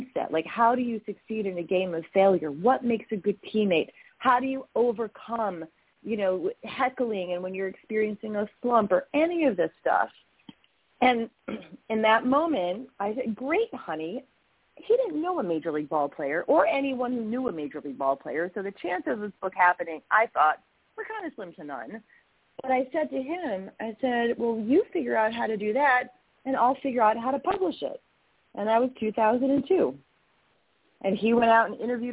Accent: West Hartford, Connecticut, United States; also born or lived in upstate New York; I grew up in West Hartford, Connecticut. We moved there when I was 3.5 years old from upstate New York

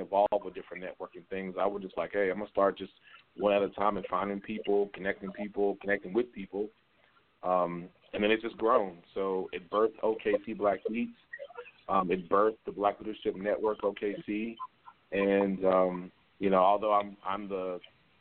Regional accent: Duncan, Oklahoma, United States; moved away as an adult; also born or lived in Houston, Texas; now in Oklahoma City, United States; I am actually born and raised in Oklahoma, Duncan. To be matter of fact, in southeast Oklahoma

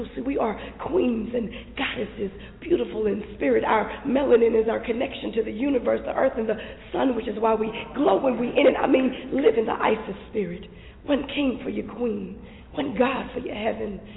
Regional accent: Longview, Texas, United States; also born or lived in St. Louis, Missouri; I was born in St. Louis, but I was raised in East Texas, Longview, Texas

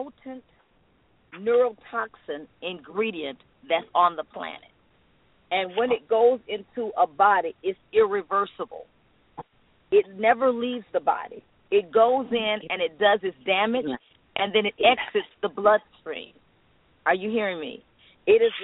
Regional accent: North Carolina, United States; I'm a Southern Belle. I'm from North Carolina

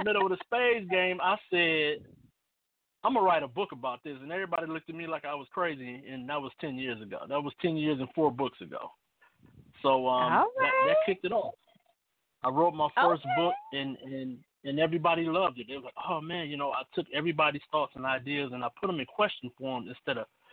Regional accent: Cleveland, Ohio, United States; I'm from Cleveland, Ohio.

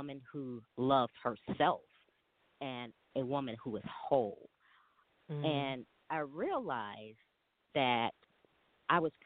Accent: Chicago, Illinois, United States; I am originally from Chicago, Illinois

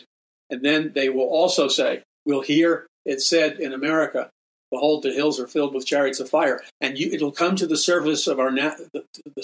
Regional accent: New York City, New York, United States; I grew up in New York City

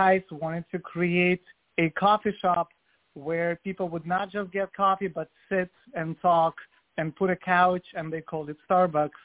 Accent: Vladivostok, Primorsky Krai, Russia; moved away as an adult; now in New York City, United States; I was born in Soviet Union in 1987. I'm 35 now, and then raised in Russia, in Vladivostok, which is Asian part of Russia

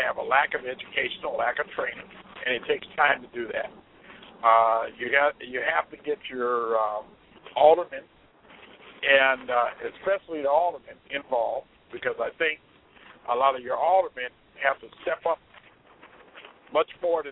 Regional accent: Cleveland, Ohio, United States; moved away as an adult; now in Chicago, United States; I am from originally from Cleveland, Ohio

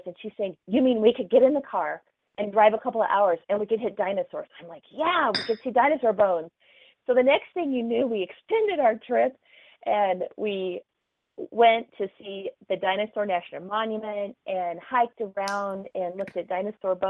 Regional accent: Oklahoma, United States; moved away; I grew up in Oklahoma.

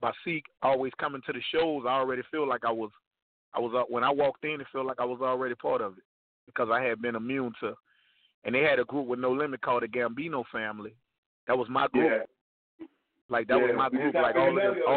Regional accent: New Orleans, Louisiana, United States; We represented Iberville, but I was born uptown in the Melphamine, which is a couple of blocks from the Magnolia

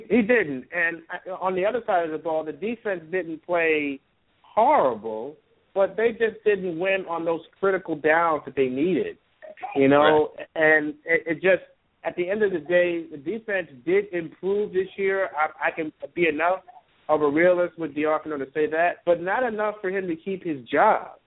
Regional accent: New York City, New York, United States; And I'm not even from the South Florida area. I'm from Brooklyn, New York.

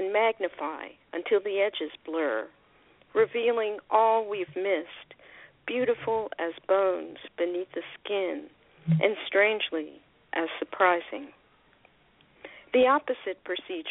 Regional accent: Philadelphia, Pennsylvania, United States; now in Laguna Niguel, United States; I'm from Philadelphia originally, but I don't live there. I haven't lived there for a long time

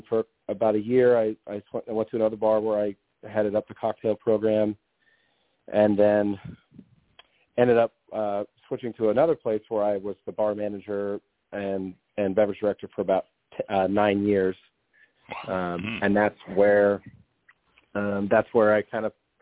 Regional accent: Kansas City, Missouri, United States; I'm born and raised in Kansas City, Missouri. Which is where I still live.

